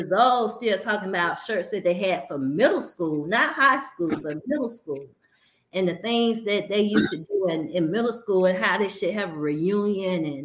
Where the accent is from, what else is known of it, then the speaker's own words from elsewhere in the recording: Birmingham, Alabama, United States; I teach and work exactly where I grew up And I've always told people I'm from Ensley, Alabama